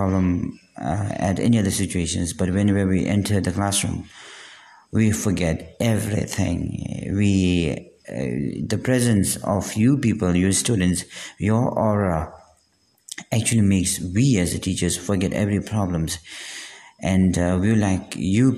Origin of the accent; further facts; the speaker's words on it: Bhutan; I'm from Bhutan